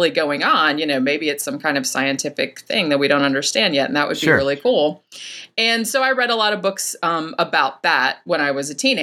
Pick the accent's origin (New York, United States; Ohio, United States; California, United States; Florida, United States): Florida, United States; Daytona Beach; now in Orlando, United States; I am from Central Florida. I was born in Daytona Beach, but I live in Orlando now.